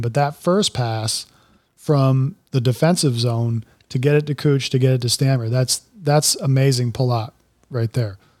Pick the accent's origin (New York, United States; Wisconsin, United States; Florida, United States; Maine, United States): Florida, United States; also born or lived in Colorado; I had lived in Florida for my, virtually my entire life